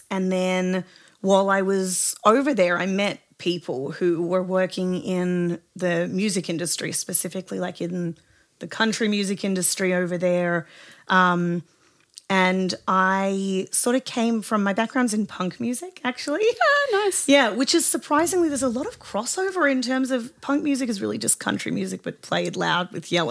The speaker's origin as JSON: {"language": "English", "town": "Sydney", "region": "New South Wales", "country": "Australia", "tie": "born or raised there", "moved": "as an adult", "lives_now": "United States", "said": "So basically, I'm from Southwest Sydney"}